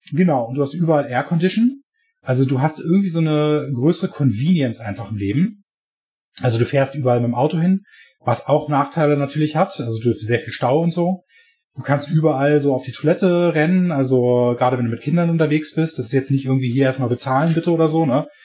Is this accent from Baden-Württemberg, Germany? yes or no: no; Berlin, Germany; now in United States; ja, also ich komme eigentlich aus Berlin, aber ich lebe halt in der Nähe von San Francisco, weil ich lebe in Kalifornien.